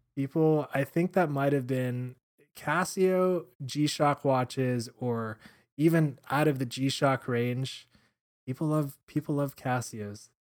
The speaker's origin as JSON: {"language": "English", "town": "Miami", "region": "Florida", "country": "United States", "tie": "born or raised there", "said": "growing up in Miami"}